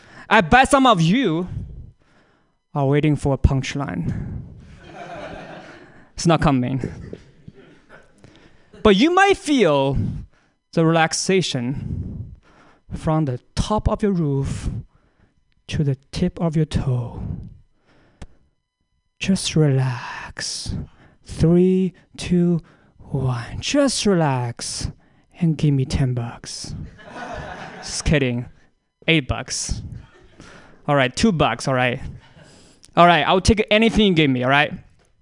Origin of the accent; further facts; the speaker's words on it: China; moved away; I'm also from China